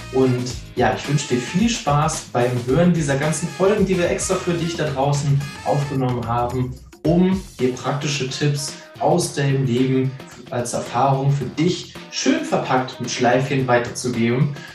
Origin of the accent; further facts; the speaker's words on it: Northern Germany, Germany; als Norddeutscher